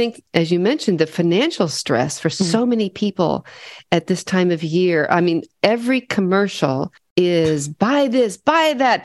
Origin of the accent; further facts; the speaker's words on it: Midwest, United States; moved away as an adult; I grew up in the Midwest